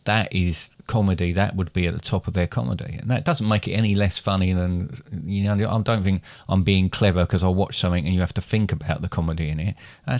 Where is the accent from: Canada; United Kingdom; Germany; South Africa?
United Kingdom; England; Because we're English.